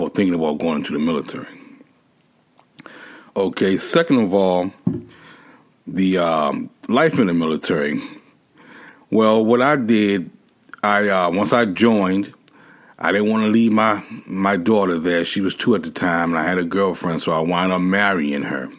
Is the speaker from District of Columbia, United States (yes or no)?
yes; Washington, District of Columbia, United States; moved away as an adult; also born or lived in Hawaii / Florida / Japan / Guam; my hometown, which was Washington, D.C.